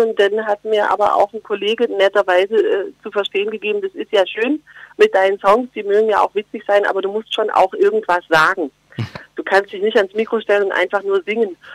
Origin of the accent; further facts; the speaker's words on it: Geislingen an der Steige, Baden-Württemberg, Germany; accent: Swabian; now in Berlin, Germany; bei uns schätzt man Schwäbisch, klar, natürlich, in Geislingen an der Steige